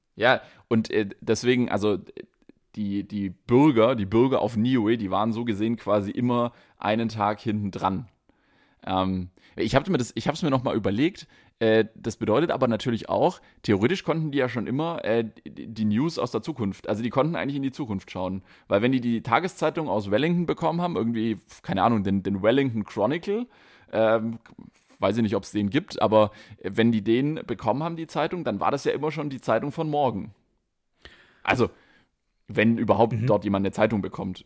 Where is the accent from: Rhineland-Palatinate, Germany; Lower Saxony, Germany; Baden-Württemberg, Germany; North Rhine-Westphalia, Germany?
Baden-Württemberg, Germany; Stuttgart; accent: Swabian; dass ich äh, aus Stuttgart komme